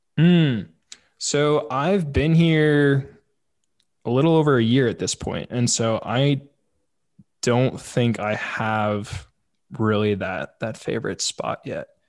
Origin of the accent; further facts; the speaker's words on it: St. Louis, Missouri, United States; moved away; I grew up in St. Louis